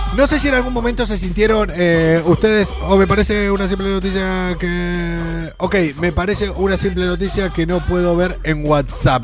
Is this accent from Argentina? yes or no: yes; Argentina; also born or lived in Madrid, Spain; now in Spain; No tenemos muy buen recuerdo los argentinos